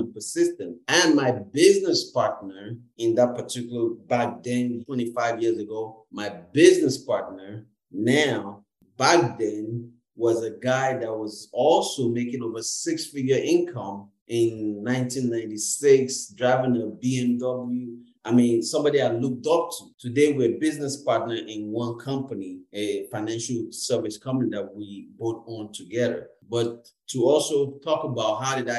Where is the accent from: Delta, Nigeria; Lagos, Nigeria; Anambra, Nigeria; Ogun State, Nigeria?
Lagos, Nigeria; now in Canada; being a Nigerian and being Igbo, and also grew up in the Yoruba land, I grew up in Lagos